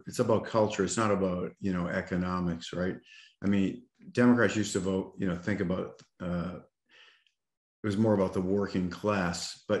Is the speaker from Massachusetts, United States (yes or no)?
yes; Boston, Massachusetts, United States; moved away; also born or lived in Pittsburgh, Pennsylvania; I'm from Boston originally, so you know, coming down here